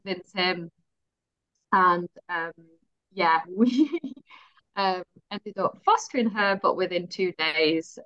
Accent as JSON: {"language": "English", "country": "Netherlands", "also_born_or_lived": "Dubai", "moved": "as an adult", "lives_now": "West Yorkshire, United Kingdom", "said": "am from Holland originally, but I've got a British mother and a British husband"}